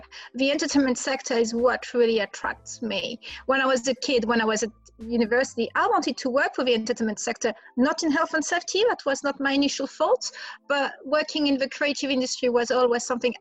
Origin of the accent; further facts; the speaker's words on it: France; accent: French; moved away as an adult; also born or lived in London, United Kingdom; now in United Kingdom; You will guess by my accent, I'm French. I'm also British, but I'm mainly French. I've been in UK for over 20 years